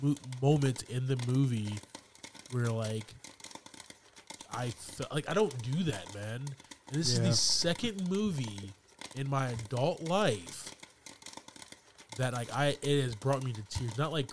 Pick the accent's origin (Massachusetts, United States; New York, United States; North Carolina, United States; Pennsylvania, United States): North Carolina, United States; China Grove; I'm from China Grove, baby.